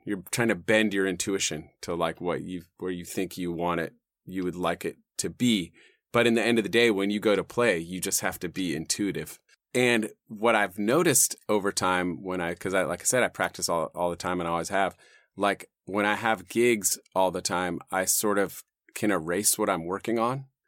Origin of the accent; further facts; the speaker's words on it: Los Gatos, California, United States; I grew up in the South Bay, you know, uh, and kinda inland from Santa Cruz and those hills there